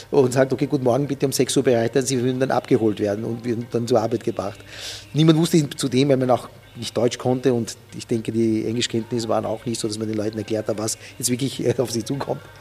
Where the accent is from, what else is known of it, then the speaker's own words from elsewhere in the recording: Uganda; also born or lived in Mtwara, Tanzania; Ja was für ein Paradies eigentlich Uganda in dem Sinn auch war für uns. Ich bin in Tansania, in Matwara geboren.